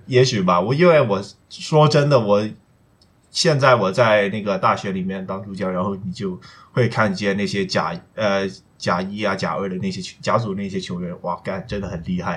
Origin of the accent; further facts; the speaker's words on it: Hong Kong; 我是在香港那边就是， 就是写那些memes的